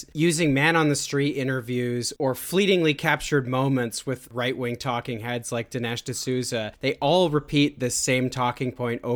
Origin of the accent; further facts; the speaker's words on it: near Woodstock, Ontario, Canada; I didn't grow up in Woodstock, Ontario, but I grew up a 10 or 15 minute drive from there. So in some ways, that's my hometown